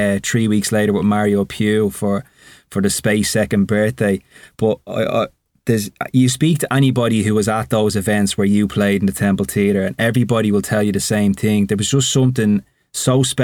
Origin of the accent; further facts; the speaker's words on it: just outside Dublin, Leinster, Ireland; I'm obviously Irish. I grew up just outside Dublin.